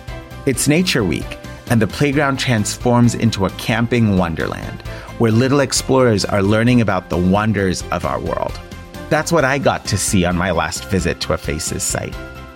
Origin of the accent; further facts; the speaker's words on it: San Francisco, California, United States; today we journey through the streets of my hometown, San Francisco, a city of contrasts where challenges and hope walk hand in hand. Now, as a long-term San Franciscan